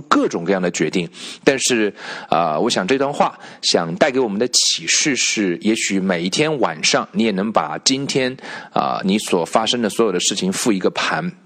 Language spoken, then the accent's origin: Chinese; China; 我们中国人